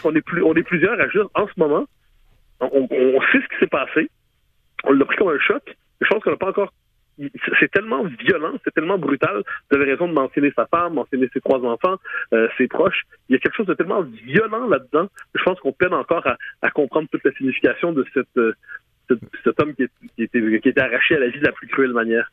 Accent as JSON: {"language": "French", "region": "Quebec", "country": "Canada"}